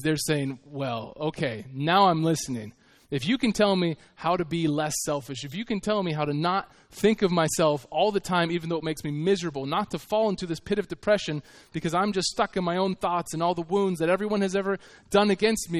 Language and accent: English; United States; I was from America